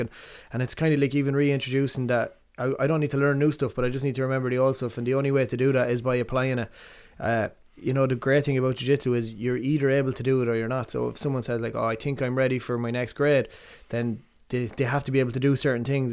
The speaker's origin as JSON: {"language": "English", "town": "Athlone", "region": "Westmeath", "country": "Ireland", "tie": "born or raised there", "also_born_or_lived": "Ballinasloe", "said": "I was born in Ballinasloe and we grew up in Athlone, uh, down the Strand"}